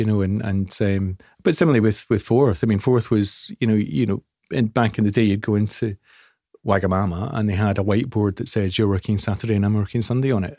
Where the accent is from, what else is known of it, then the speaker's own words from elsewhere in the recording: Scotland, United Kingdom; I'm, I'm, I'm Scottish